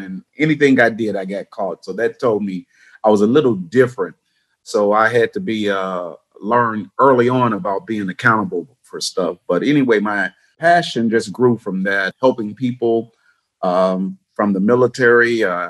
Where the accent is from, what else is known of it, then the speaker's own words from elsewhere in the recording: Chicago, Illinois, United States; I grew up on the south side of Chicago, had 9 siblings, single parent home